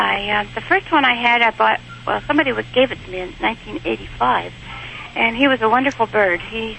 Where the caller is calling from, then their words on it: Spokane, Washington, United States; Spokane, Washington.